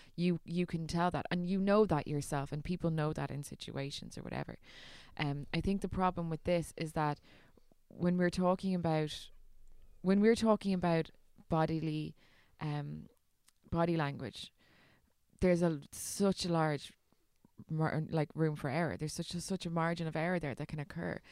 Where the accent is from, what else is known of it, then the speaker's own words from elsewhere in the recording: Ireland; as an Irish